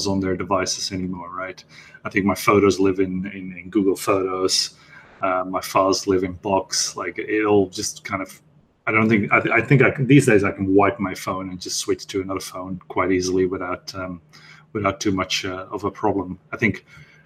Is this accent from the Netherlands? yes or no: yes; Netherlands; moved away as an adult; now in London, United Kingdom; I'm from Dutch Italian descent, and I've lived my entire life in the Netherlands. So I live in London right now